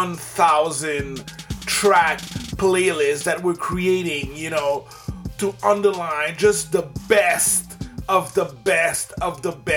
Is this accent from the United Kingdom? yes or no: no; Canada; also born or lived in Quebec; I'm Canadian. You know, I live in Quebec